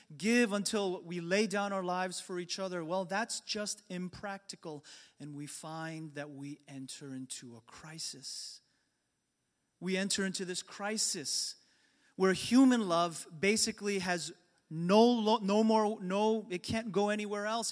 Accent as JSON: {"language": "English", "region": "New York", "country": "United States", "tie": "born or raised there", "said": "the church that I grew up in in New York"}